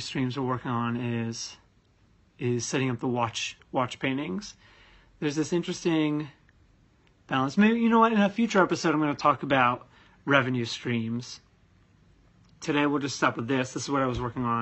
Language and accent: English; United States; now in London, United Kingdom; as an American